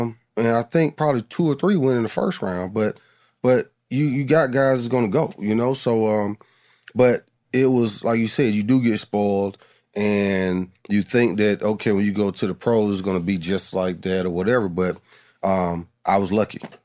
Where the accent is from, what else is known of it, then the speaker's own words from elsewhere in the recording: Adamsville, United States; I'm from Adamsville